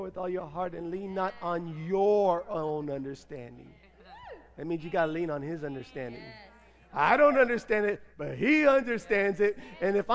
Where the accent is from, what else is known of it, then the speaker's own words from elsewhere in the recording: United States; I'm an American